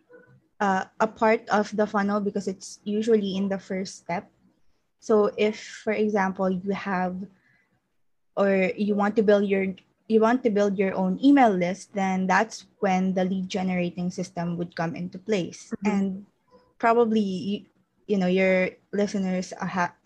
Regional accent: Philippines; I'm from the Philippines

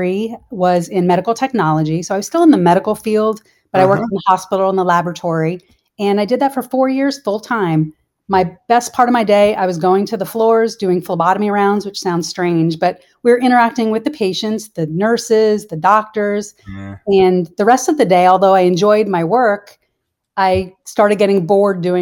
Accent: New Jersey, United States; moved away as an adult; also born or lived in Columbus, Ohio / South Carolina; now in Florida, United States; I grew up in New Jersey

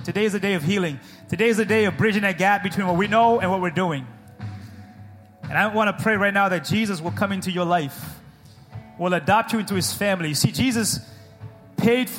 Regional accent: New England, United States; We're from New England. We're stubborn people

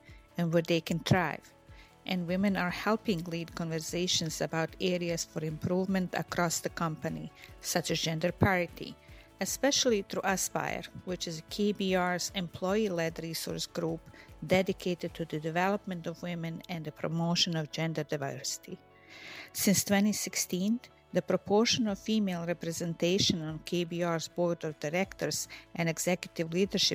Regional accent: Bosnia & Herzegovina; now in Dubai, United Arab Emirates; I'm originally from Bosnia

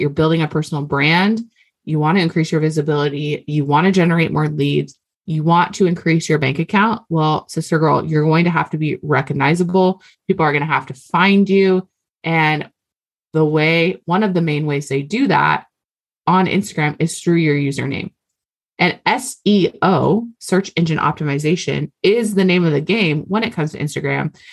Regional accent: Hawaii, United States; I'm Hawaiian

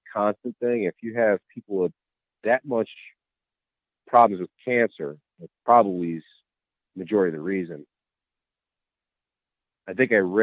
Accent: Cleveland, Ohio, United States; I'm from Cleveland, Ohio

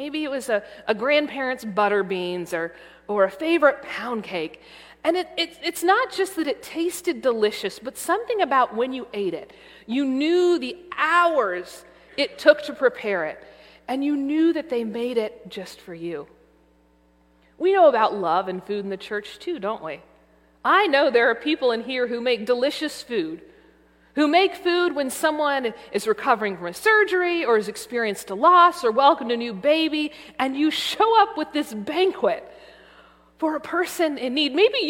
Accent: the South, United States; As someone born and raised in the South

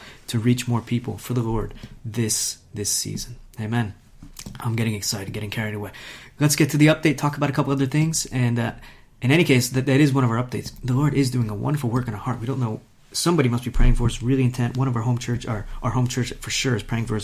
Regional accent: United States; moved away as an adult; now in Italy; we're American

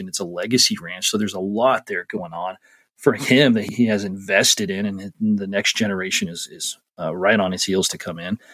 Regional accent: Montana, United States; I'm from Montana

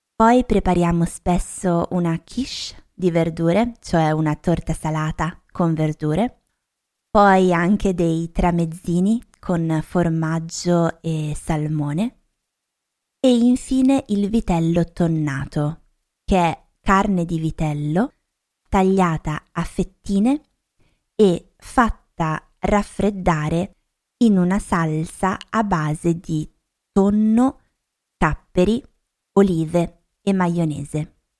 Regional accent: Lombardy, Italy; Da dove vengo io nel nord Italia, nello specifico in Lombardia

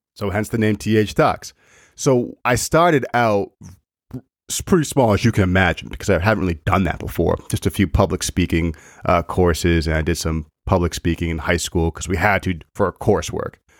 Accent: Maine, United States; moved away as an adult; now in Massachusetts, United States; I, I grew up in Maine, was there for twenty-five or twenty-six years of my life, and now I moved down to Mass

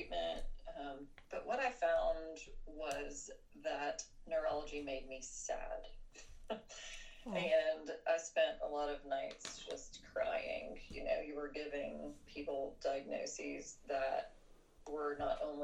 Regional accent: Charleston, United States; there were no neurology jobs in Charleston, where that's my hometown

